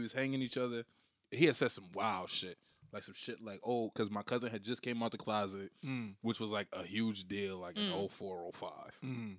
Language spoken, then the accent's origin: English; Bridgeport, Connecticut, United States; also born or lived in Harlem; Bridgeport raised me.